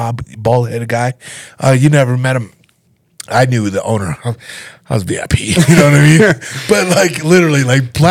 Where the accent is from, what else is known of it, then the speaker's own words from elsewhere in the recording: Canada; now in Conifer, United States; I'm from Canada.